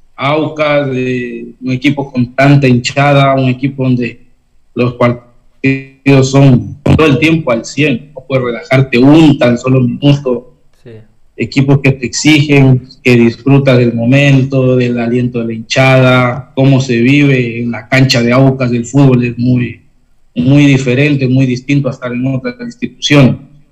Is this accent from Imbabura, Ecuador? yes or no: yes; Cotacachi, Imbabura, Ecuador; also born or lived in Intag, Imbabura; yo soy nacido en un, pueblo que se llama Inta, que está en Imbabura. Eh, crecí en, en Cotacachi con, con mis padres